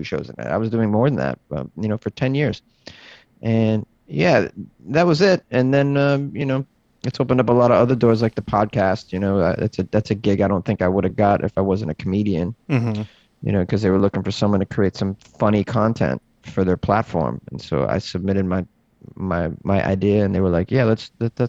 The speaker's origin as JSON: {"language": "English", "region": "Massachusetts", "country": "United States", "tie": "born or raised there", "moved": "yes", "lives_now": "Los Angeles, United States", "said": "I started in Massachusetts, which is where I grew up."}